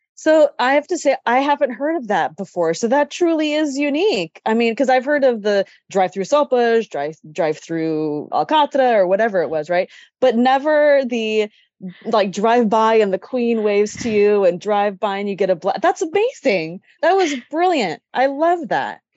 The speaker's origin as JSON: {"language": "English", "town": "Sacramento", "region": "California", "country": "United States", "tie": "born or raised there", "said": "I grew up in Sacramento"}